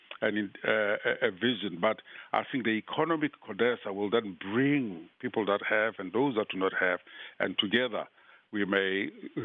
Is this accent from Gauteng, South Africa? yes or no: yes; Johannesburg, Gauteng, South Africa; I grew up in Alex and Soweto